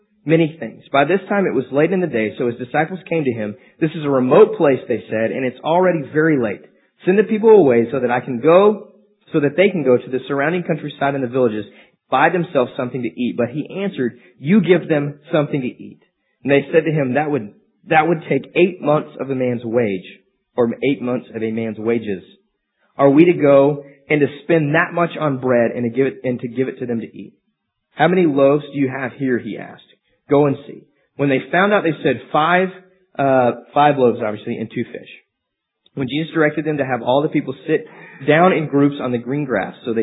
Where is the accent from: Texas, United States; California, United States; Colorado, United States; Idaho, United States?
Texas, United States; Amarillo; I'm from Amarillo, so it's just kind of inbred in us what we have to listen to. We drove trucks, we wore boots, we listened to country music.